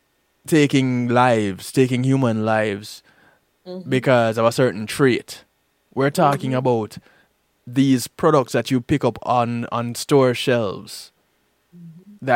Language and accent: English; Jamaica; growing up in Jamaica